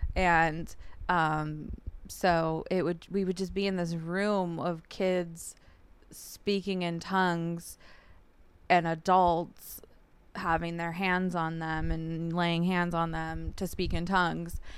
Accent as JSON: {"language": "English", "town": "San Jacinto", "region": "California", "country": "United States", "tie": "born or raised there", "also_born_or_lived": "Whittier, California", "said": "we moved to San Jacinto, California, which is in the Hemet Valley"}